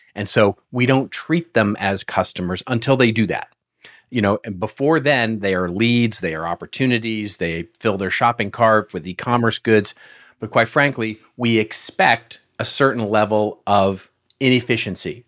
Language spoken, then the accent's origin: English; Texas, United States; moved away; I'm originally from Texas